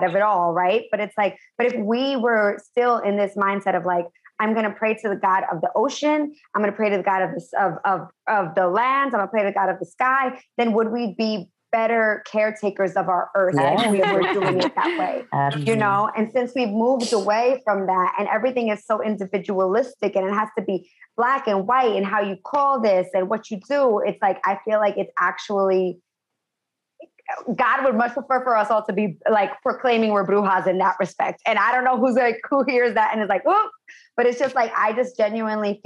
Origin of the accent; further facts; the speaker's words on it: United States; moved away as an adult; now in Los Angeles, United States; I'm originally from New York and New Jersey